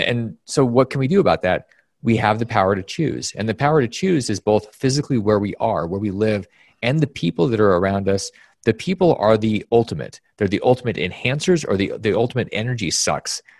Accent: Alaska, United States; moved away; my environment when growing up in Alaska was one of the most bizarre places that you could possibly imagine.

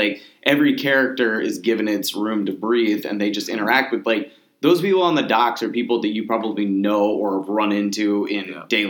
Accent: Maryland, United States; also born or lived in Baltimore; we're all from Maryland and spend a lot of time. I think each one of us has probably lived in Baltimore at some point.

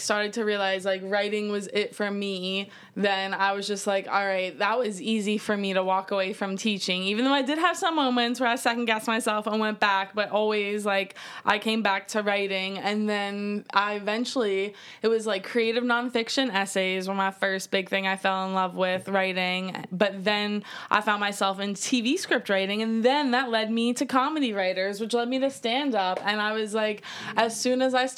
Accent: Philadelphia, Pennsylvania, United States; I grew up in Philly.

